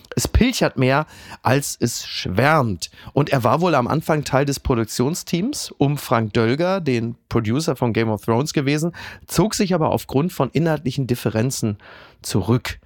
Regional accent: Ruhr area, North Rhine-Westphalia, Germany; ich komme ja aus dem Ruhrgebiet

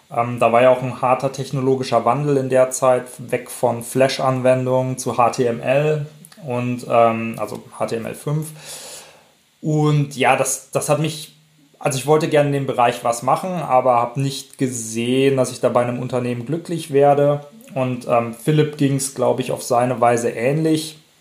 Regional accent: Werl, North Rhine-Westphalia, Germany; also born or lived in Paderborn / Bamberg; komme gebürtig aus Werl, das ist so im weitesten Sinne Richtung Dortmund

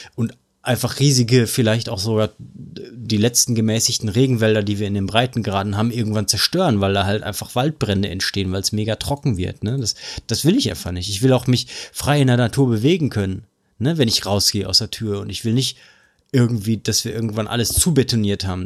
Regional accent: Ruhr area, North Rhine-Westphalia, Germany; bei uns im Pott

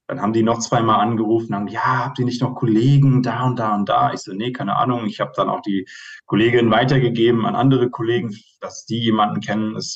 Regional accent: Hesse, Germany; now in Munich, Germany; ich bin sehr einfach aufgewachsen in Hessen

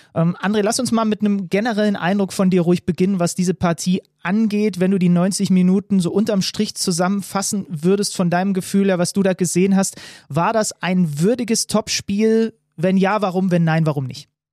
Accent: Zwickau, Saxony, Germany; ich komme ja aus Zwickau

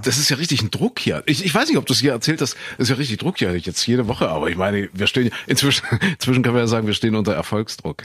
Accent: Kuhköthen, East Germany, Germany; in Kuhköthen, da wo ich groß geworden bin

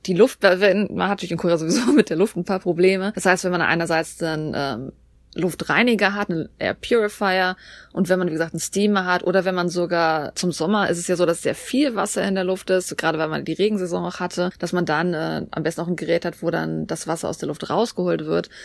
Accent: Germany; wir in Deutschland

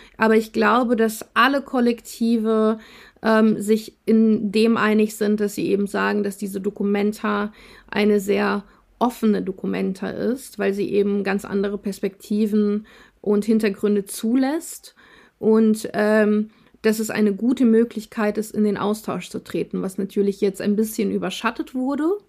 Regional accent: Russia; also born or lived in Germany; now in Kassel, Germany; Wir sind in, in Russland geboren, teilweise in Russland aufgewachsen

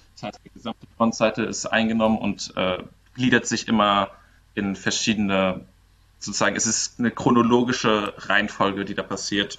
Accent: Mainz, Rhineland-Palatinate, Germany; wir kommen ja irgendwie alle aus Mainz

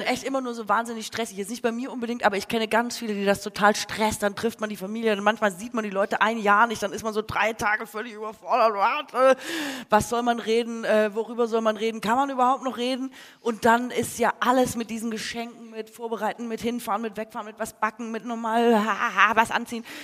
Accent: Swabia, Baden-Württemberg, Germany; mir als Schwäbin

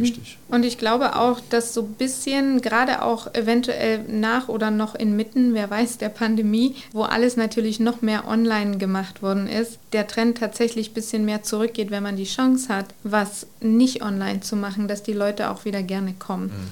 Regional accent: Germany; als Deutsche

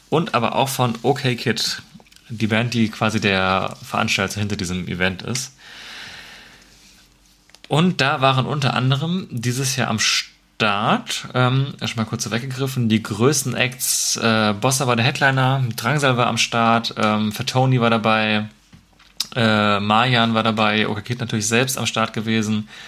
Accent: Marburg, Hesse, Germany; Es ist an sich ein relativ kleines Festival, das bei uns in der Nähe stattfindet von, meinem, von meiner Heimatstadt.

